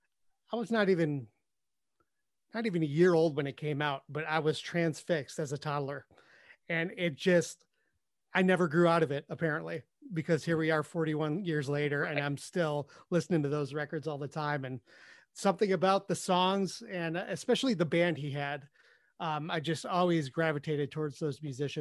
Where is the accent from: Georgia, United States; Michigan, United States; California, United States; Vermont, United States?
Michigan, United States; Detroit; I'm not from New York, but I'm from Detroit